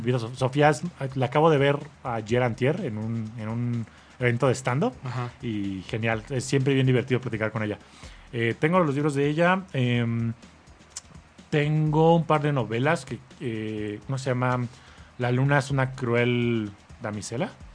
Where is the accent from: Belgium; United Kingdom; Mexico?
Mexico; como mexicano